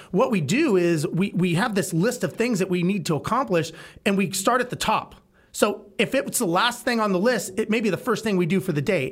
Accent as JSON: {"language": "English", "town": "Los Angeles", "region": "California", "country": "United States", "tie": "born or raised there", "moved": "yes", "lives_now": "Texas, United States", "said": "I grew up in Los Angeles"}